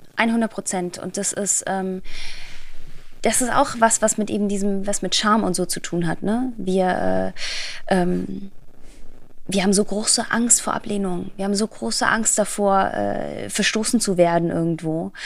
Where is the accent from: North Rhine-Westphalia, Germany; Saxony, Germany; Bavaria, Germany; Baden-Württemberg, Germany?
Baden-Württemberg, Germany; Black Forest, near Baden-Baden; ich komme aus dem Schwarzwald, aus der mhm. Nähe von Baden-Baden